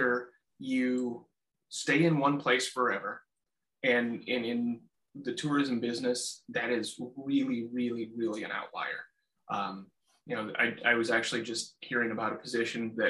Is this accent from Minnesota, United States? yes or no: yes; Southeast Minnesota, United States; I grew up in Southeast Minnesota